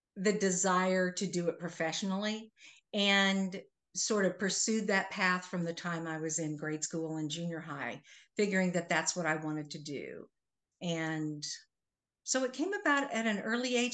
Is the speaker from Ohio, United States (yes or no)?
no; Manhattan, Kansas, United States; I am originally from Manhattan, Kansas